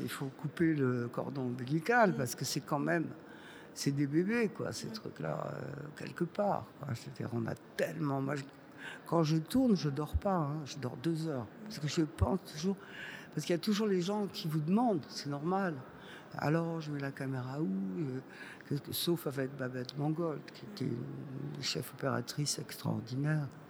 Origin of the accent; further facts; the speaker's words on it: Montpellier, Occitania, France; moved away; also born or lived in Boulogne-Billancourt; on était de Montpellier, on parlait avec un accent énorme.